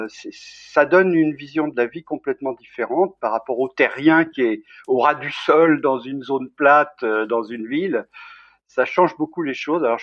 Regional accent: Bourg-Saint-Maurice, Auvergne-Rhône-Alpes, France; born there; Je suis né à Bourg-Saint-Maurice. Ah. ma mère était de Bozelle, qui est le village juste en dessous de Courchevel. Et euh, moi, moi, j'ai pas vécu vraiment là-bas, mais j'y étais très souvent.

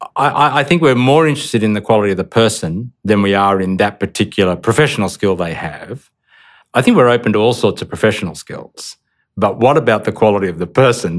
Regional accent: Australia; also born or lived in Indonesia; as an Australian

